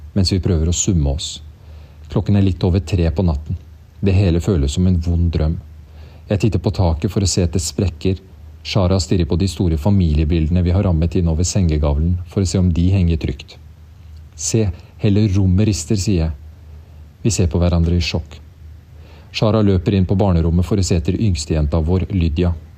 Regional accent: Norway; Som nordmenn

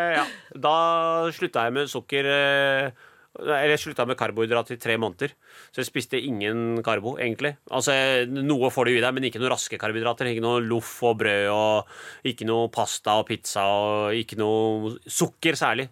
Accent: Norway; hun er jo som meg født og oppvokst i Norge

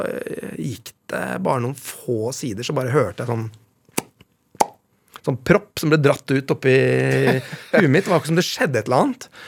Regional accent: Vestfold, Norway; accent: Vestfold; Dialekta mi nå er jo helt ødelagt. Eh, den Vestfold-følelsen, a-endelsen

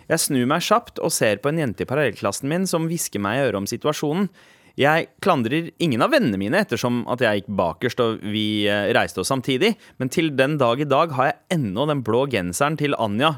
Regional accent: Norway; Vi som nordmenn

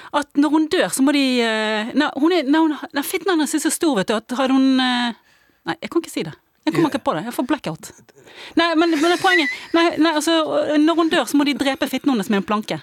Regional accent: Bergen, Vestland, Norway; accent: Bergensk; jeg snakker bergensk

